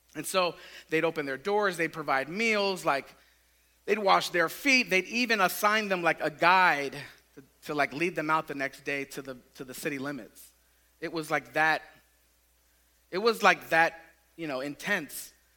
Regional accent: Tampa, Florida, United States; I grew up in West Tampa, like just east of Raymond James Stadium.

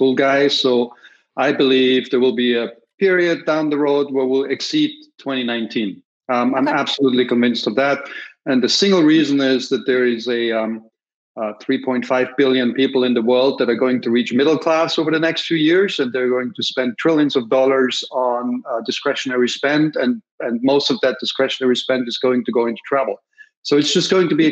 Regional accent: Austria; accent: Austrian; now in Minneapolis, United States; My accent is from Austria. I am based in Minneapolis

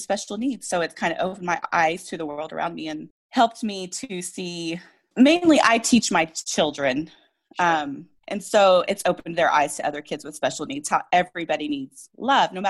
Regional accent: Oklahoma, United States; born and raised in Oklahoma.

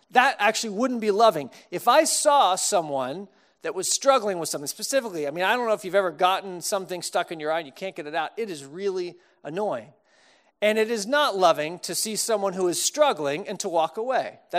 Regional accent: Austin, Texas, United States; now in Chicago, United States; when I moved to Chicago from Texas. I didn't have much of an accent. If you grew up in Austin, you kind of don't really have much of an accent, a few words here and there.

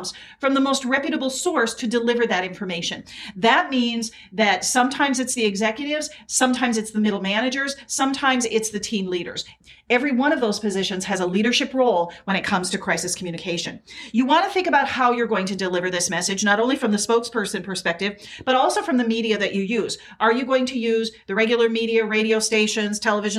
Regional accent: South Dakota, United States; I grew up in South Dakota, so there was a lot of snow.

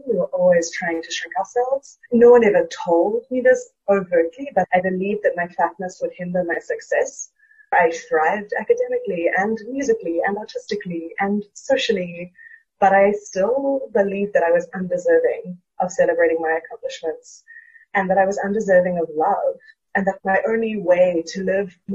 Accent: South Africa; moved away as an adult; now in Brooklyn, United States; I am a South African currently living in Brooklyn. I moved here for grad school

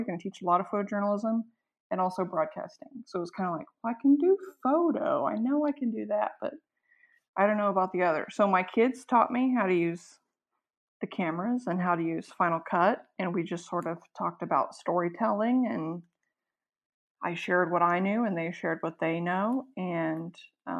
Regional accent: McKinney, Texas, United States; also born or lived in Austin, Texas; my hometown. So I came straight home to McKinney High School.

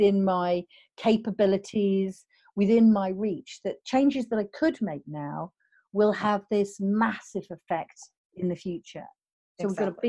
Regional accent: United Kingdom; I'm British

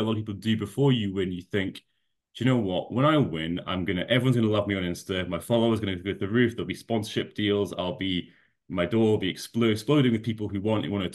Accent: Scotland, United Kingdom; I know you can't tell from the accent, but I am Scottish.

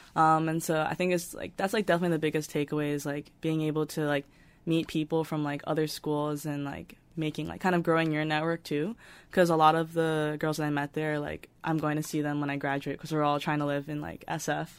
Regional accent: New York, United States; I'm originally from New York

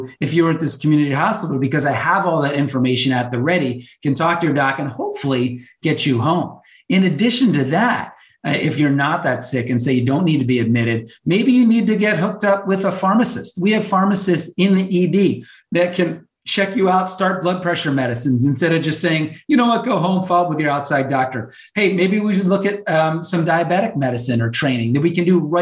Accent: Chicago, Illinois, United States; moved away; I grew up and worked in Chicago for some time

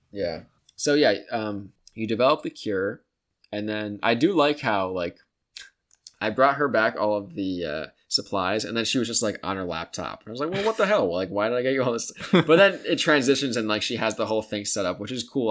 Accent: United States; as the American people

